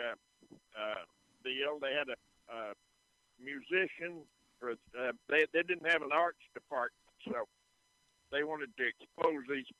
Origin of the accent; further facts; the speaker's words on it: Lubbock, Texas, United States; also born or lived in Dawson County, Texas; I was born in Dawson County, about 60 miles south of there, and we moved to Lubbock when I was in the second grade.